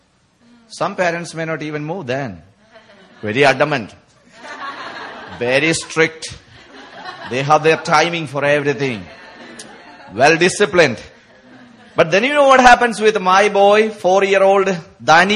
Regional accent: India; people like us, we come from India

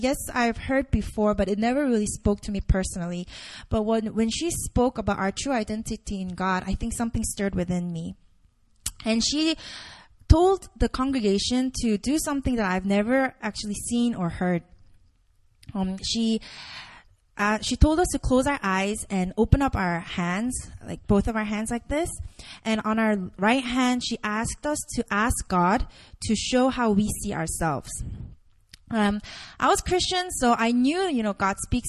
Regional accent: Indonesia; now in South Korea; I grew up in Indonesia

